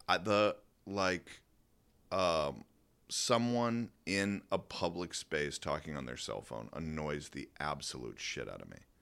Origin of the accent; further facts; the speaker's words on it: Georgia, United States; moved away; I was from Georgia